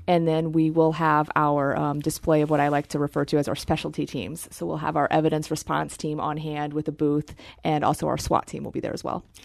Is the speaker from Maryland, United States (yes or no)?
no; Terre Haute, Indiana, United States; moved away; I am from Terre Haute, Indiana